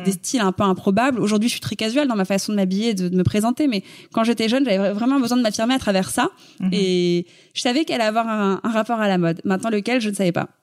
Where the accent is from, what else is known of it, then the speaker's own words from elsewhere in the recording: Paris, Île-de-France, France; Je suis née à Paris, j'ai grandi à Paris, je, je n'ai jamais quitté Paris.